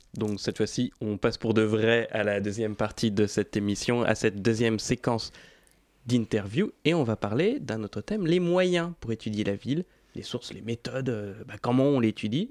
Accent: Paris, Île-de-France, France; je suis né et j'ai grandi à Paris

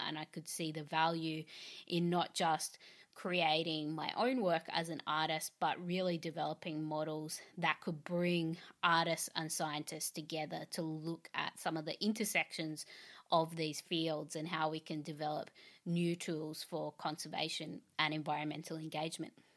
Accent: Australia; I'm an Australian artist, curator, and composer

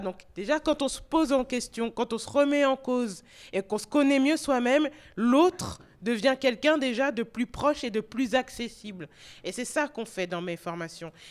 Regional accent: France; also born or lived in North America; c'était plus facile pour moi d'être française que, ça ne l'est en France

